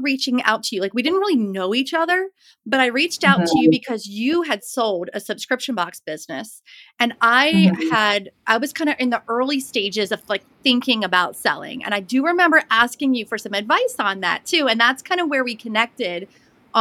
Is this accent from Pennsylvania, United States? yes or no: yes; Pittsburgh, Pennsylvania, United States; also born or lived in Blue Ridge Mountains, Western North Carolina; now in Western North Carolina, United States; I'm originally from the Pittsburgh area, but live in the Blue Ridge Mountains of Western North Carolina.